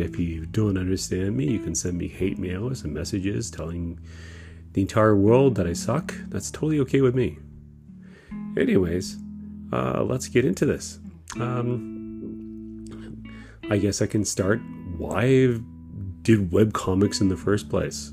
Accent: Kitchener, Ontario, Canada; moved away as an adult; now in Japan; I was raised in Kitchener, Waterloo, in Ontario.

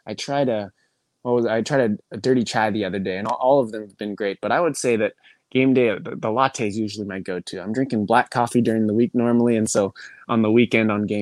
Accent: Portland, Oregon, United States; I came from Portland where we have a great tradition of the Timbers Army, and they're loud.

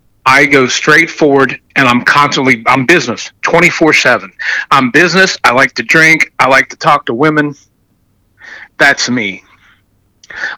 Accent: Appalachian Ohio, United States; I'm from Appalachia, Ohio

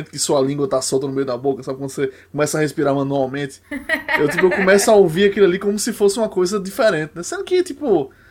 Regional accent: Paraíba, Brazil; nosso é o produto de exportação aqui da, da Paraíba.

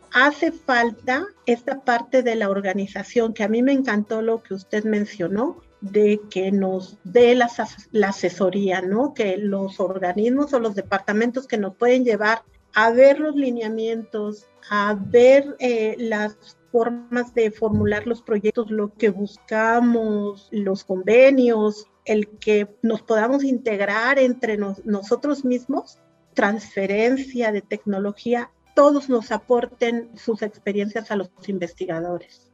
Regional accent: Puebla, Mexico; now in Hidalgo, Mexico; soy poblana

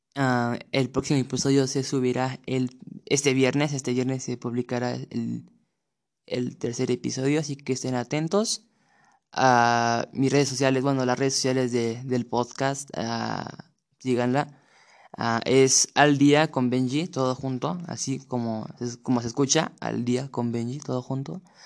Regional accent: Mexico City, Mexico; Tengo 15 años y soy de la Ciudad de México.

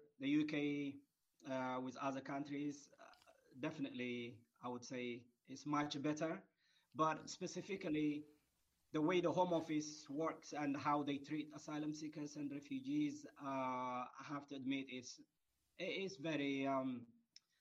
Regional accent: Eritrea; now in United Kingdom; originally from Eritrea. I was born and grew in Eritrea

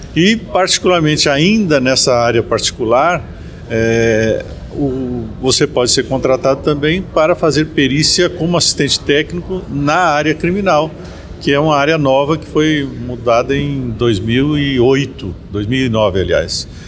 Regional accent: Rio Grande do Sul, Brazil; moved away as an adult; also born or lived in Distrito Federal; Nascido no Rio Grande do Sul, no, Rio no gaúcho

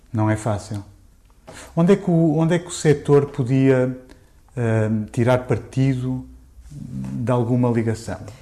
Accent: Portugal; eu sou português

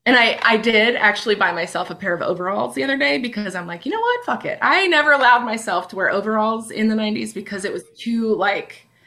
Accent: Pacific Northwest, United States; So anyway, so yeah, I grew up in the Northwest

